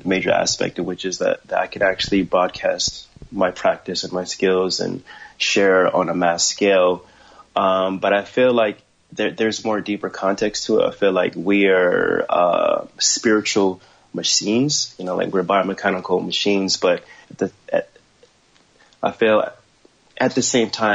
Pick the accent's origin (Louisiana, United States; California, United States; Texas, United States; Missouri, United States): California, United States; Los Angeles; also born or lived in Ohio / San Gabriel Valley / Orange County; I was born in Ohio, raised in Los Angeles, but I was raised in Hollywood